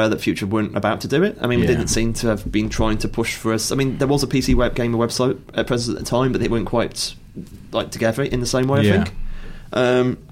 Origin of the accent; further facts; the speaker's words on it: Stafford, West Midlands, United Kingdom; I'm from Stafford, and I don't believe it had a comic shop then.